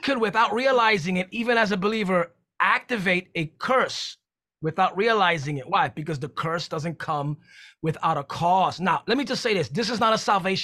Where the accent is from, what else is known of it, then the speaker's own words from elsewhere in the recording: New York City, New York, United States; I'm from New York City